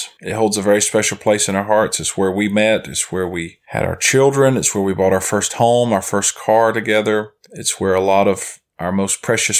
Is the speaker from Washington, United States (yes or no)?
no; South Carolina, United States; moved away as an adult; also born or lived in Cyprus; So we, of course, are living in South Carolina now, which is my hometown.